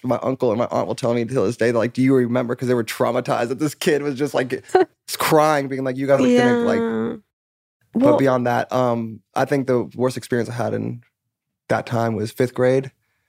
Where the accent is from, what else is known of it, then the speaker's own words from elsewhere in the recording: California, United States; also born or lived in Englewood, New Jersey; And then moved out here when I was about 5 or 6 and then grew up